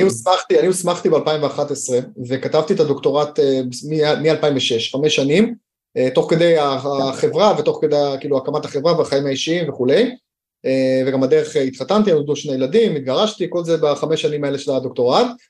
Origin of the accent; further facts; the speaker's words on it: Haifa, Haifa District, Israel; למדתי בחיפה, גדלתי בחיפה